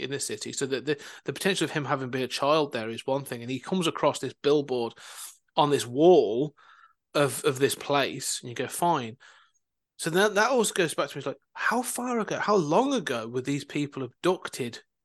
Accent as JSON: {"language": "English", "town": "Coventry", "region": "West Midlands", "country": "United Kingdom", "tie": "born or raised there", "also_born_or_lived": "Leicester", "moved": "yes", "said": "I was raised in Coventry I now live uh, elsewhere"}